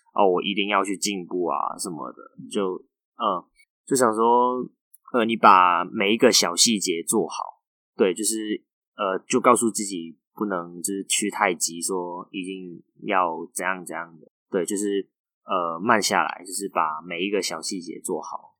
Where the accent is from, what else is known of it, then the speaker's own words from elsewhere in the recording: Macau; moved away as an adult; now in Taiwan; 你高中是在澳门念书的？ 对，我是从大学才过来台湾念书。